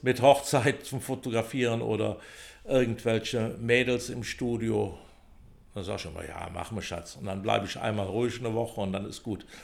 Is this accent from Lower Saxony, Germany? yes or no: no; Bonn, North Rhine-Westphalia, Germany; bin in Pützchen geboren, also in Pützchen aufgewachsen